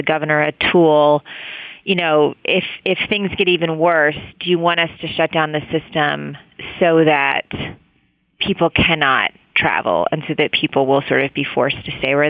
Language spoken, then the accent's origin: English; West Virginia, United States; now in New York City, United States; I'm from West Virginia, so I grew up, like, in a coal state